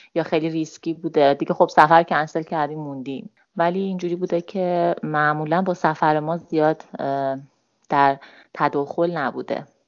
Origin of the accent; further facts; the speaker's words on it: Tehran, Tehran Province, Iran; 33 سالمه و متولد تهرانم